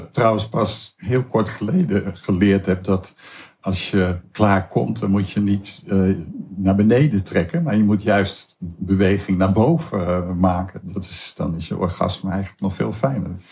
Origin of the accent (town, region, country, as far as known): Hoeksche Waard, South Holland, Netherlands; born or raised there; also born or lived in Amsterdam